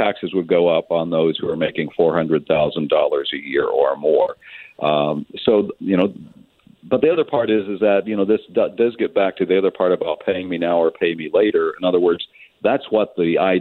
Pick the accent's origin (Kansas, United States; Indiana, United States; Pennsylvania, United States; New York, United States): Kansas, United States; now in Washington, D.C., United States; my native Kansas